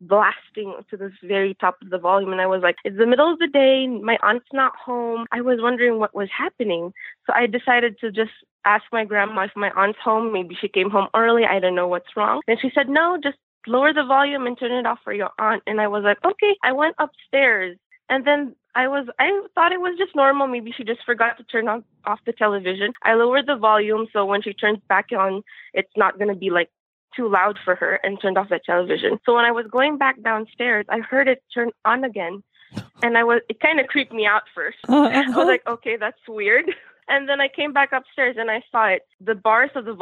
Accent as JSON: {"language": "English", "town": "Manila", "region": "Metro Manila", "country": "Philippines", "said": "I'm actually from Manila, the main city, but my grandparents and my parents are actually from the different provinces there"}